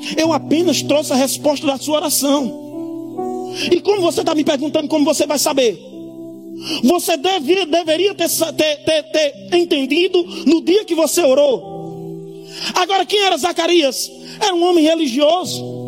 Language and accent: Portuguese; Campina Grande, Paraíba, Brazil; Eu sou de Campina Grande, nasci no pior lugar de Campina Grande